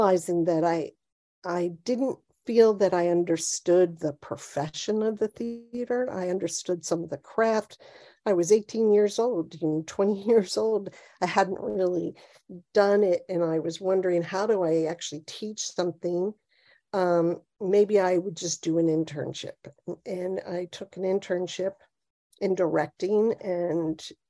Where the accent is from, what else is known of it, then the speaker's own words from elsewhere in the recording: Cincinnati, Ohio, United States; moved away as an adult; also born or lived in Ann Arbor, Michigan; now in New Jersey, United States; I was born in Cincinnati, Ohio, and I grew up there